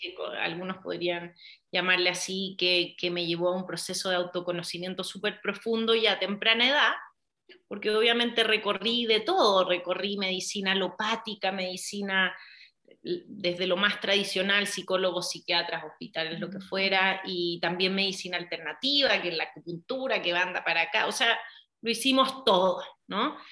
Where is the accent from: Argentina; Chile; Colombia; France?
Chile; moved away as an adult; now in Mexico; nací en Chile, vivía allá hasta como los 19 años